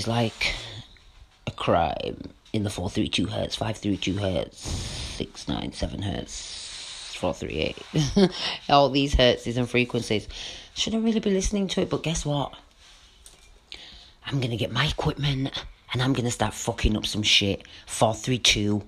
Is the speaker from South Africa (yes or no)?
no; England, United Kingdom; I love being British and English. I love the country. You know, I'm English to the core.